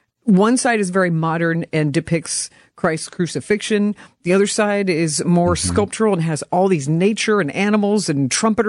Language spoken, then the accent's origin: English; Louisville, Kentucky, United States; now in Wisconsin, United States; growing up in Louisville